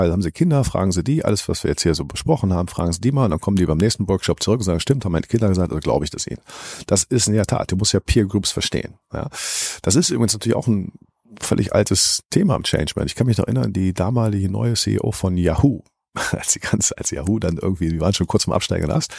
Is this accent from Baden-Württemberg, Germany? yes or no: no; Cologne, North Rhine-Westphalia, Germany; Ja, das, ich vergleiche das immer als Kölner so sogar mit Karneval.